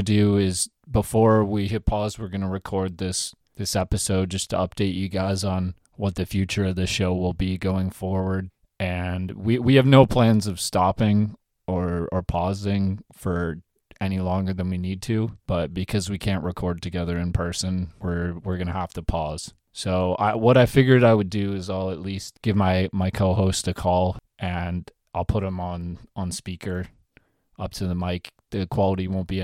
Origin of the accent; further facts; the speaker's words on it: Ontario, Canada; we're from Ontario